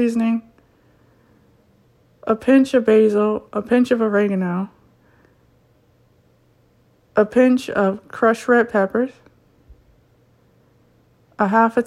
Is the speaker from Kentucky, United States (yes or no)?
no; Ohio, United States; born and raised in Ohio